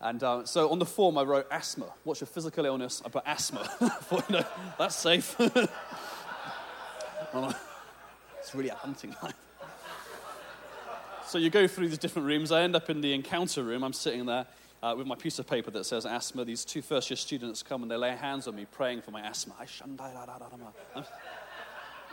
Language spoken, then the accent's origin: English; England, United Kingdom; I'm from England